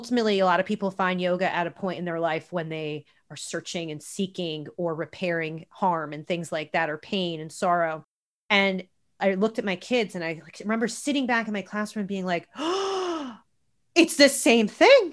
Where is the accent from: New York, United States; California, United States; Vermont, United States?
New York, United States; now in Los Angeles, United States; I grew up on the East Coast in New York, I grew up in a very, very blue collar, modest home.